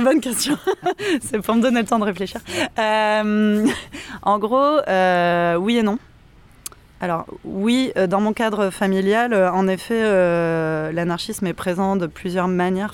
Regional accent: Montpellier, Occitania, France; moved away; also born or lived in Paris; je viens de Montpellier

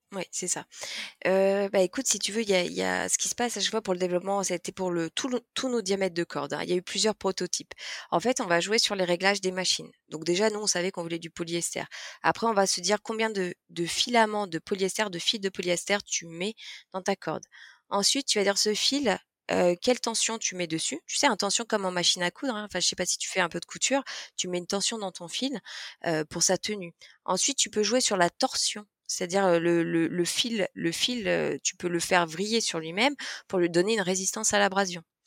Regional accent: Lyon, Auvergne-Rhône-Alpes, France; nous on est, on est lyonnais, on a, on a des modes de vie urbains

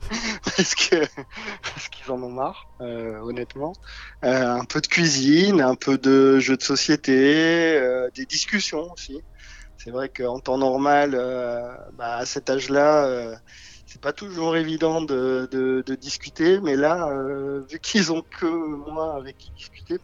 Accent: south of France, France; moved away as an adult; now in Paris region, France; je vis sur euh, la région parisienne depuis 20 ans maintenant. Oui. Mais euh, je suis originaire plutôt du sud de la France

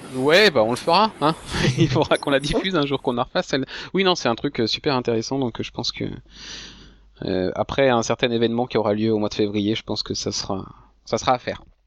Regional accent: France; en tant que Français

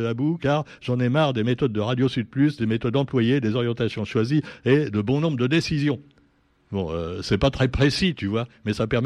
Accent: Réunion; C'est comme chez nous à la Réunion. Il y a un esprit de famille chez nos politiciens.

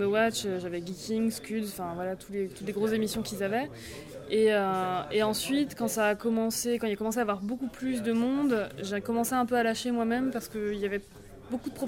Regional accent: Rennes, Brittany, France

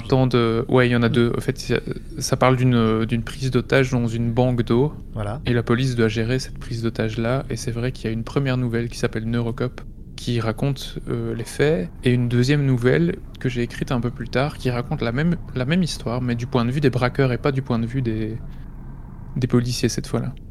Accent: Belgium; près de chez moi en Belgique

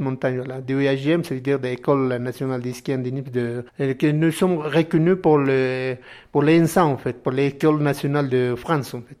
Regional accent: Tuni Condoriri, Cordillera Real, Altiplano, La Paz, Bolivia; French is a second language; Je viens de la Cordillera Royale, de l'Altiplano, près de lac en fait

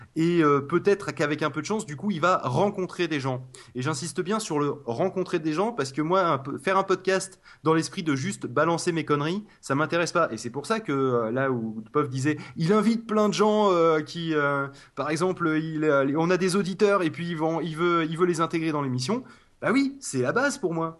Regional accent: Toulouse, Occitania, France; je suis de Toulouse

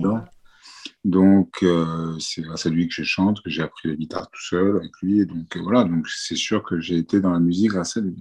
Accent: France; je suis né en France

